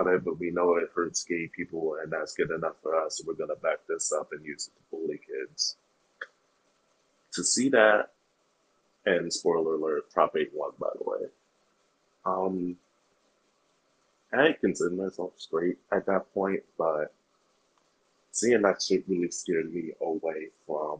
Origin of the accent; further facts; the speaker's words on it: Fresno, California, United States; also born or lived in Oakland, California; now in Sacramento, United States; I was born in Oakland, California, and I now live in Sacramento, but between those two points, I lived in Fresno, California